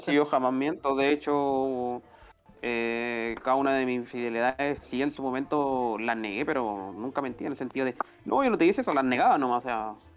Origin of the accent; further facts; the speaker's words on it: Cachagua, Valparaíso, Chile; yo siempre viví en, Cachago, en, Cachagua, pues mi pueblito